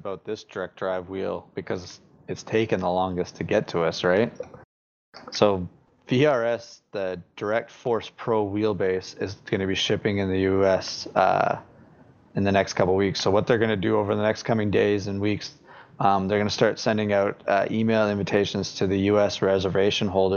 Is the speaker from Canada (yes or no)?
yes; Canada; I'm from Canada.